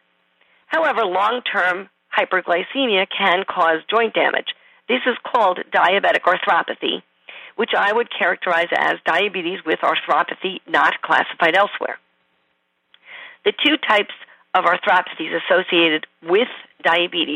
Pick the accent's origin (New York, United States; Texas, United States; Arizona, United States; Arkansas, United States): New York, United States; accent: New York; It must be my New York accent